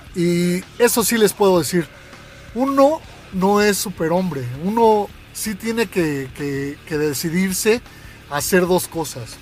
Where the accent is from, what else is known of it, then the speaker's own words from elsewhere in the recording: Mexico City, Mexico; a los 10 años de edad nos fuimos varios amigos de la Palomilla, de la colonia. Eh, esa colonia del DF